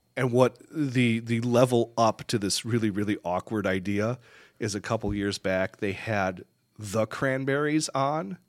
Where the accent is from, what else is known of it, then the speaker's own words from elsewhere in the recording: Michigan, United States; moved away; also born or lived in Chicago; I grew up in Michigan